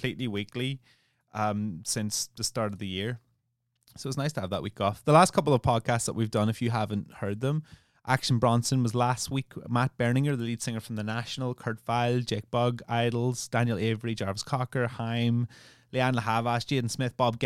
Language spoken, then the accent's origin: English; Ireland; I'm Irish